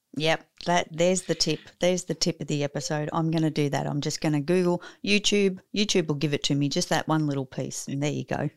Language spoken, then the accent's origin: English; Australia; I'm probably not as Aussie as many others are